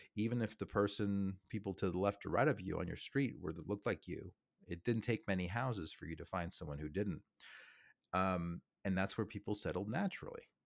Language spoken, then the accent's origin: English; New York City, New York, United States; moved away; I'm from New York City. I'm from the suburbs of New York City. Beautiful town called Staten Island